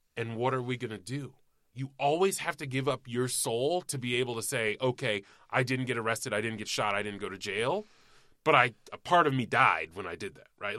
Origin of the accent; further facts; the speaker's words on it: Cobb County, Georgia, United States; there was a lot of fucking rampant racism where I grew up in Cobb County, Georgia